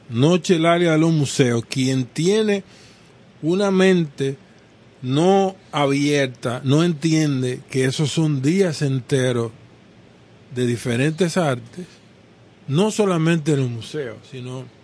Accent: Brazil; soy brasileño

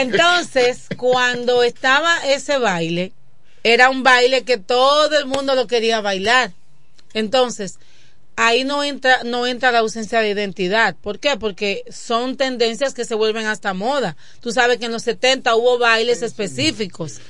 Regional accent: Dominican Republic; de Quisqueya, hija de Ramón y Arelis

